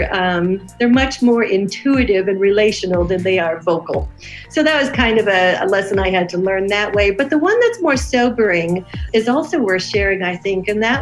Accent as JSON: {"language": "English", "country": "United States", "moved": "yes", "said": "and I'm so American in so many ways"}